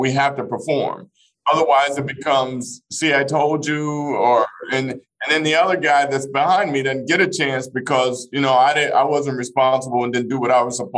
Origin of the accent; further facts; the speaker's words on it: Fort Smith, Arkansas, United States; moved away; I grew up in the Elm Grove housing projects of Fort Smith, Arkansas